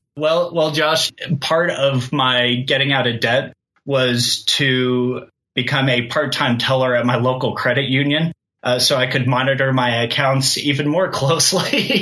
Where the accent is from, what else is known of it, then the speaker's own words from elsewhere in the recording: Kansas, United States; moved away as an adult; also born or lived in Colorado; I grew up in Kansas and I moved to Colorado to go to school